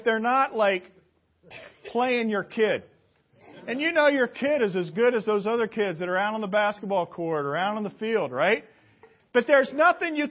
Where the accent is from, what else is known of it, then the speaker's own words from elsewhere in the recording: Indianapolis, Indiana, United States; my hometown of Indianapolis